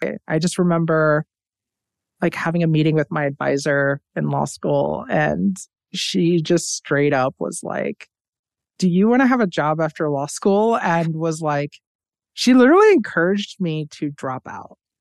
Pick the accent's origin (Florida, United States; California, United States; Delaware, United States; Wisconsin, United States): Florida, United States; Tampa; I was born and raised in Tampa, Florida.